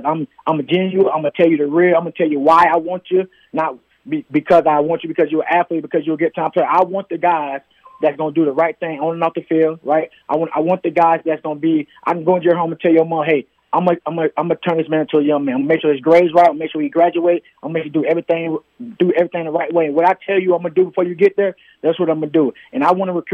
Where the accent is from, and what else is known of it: Palm Beach County, Florida, United States; born or raised there; moved away; also born or lived in Kentucky